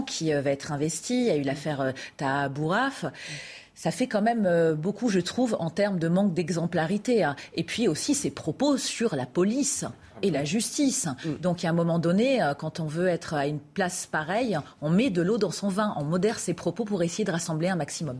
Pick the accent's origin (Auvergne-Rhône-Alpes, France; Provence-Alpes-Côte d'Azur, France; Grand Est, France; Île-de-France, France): Île-de-France, France; Paris; en tant que parisienne, chauvine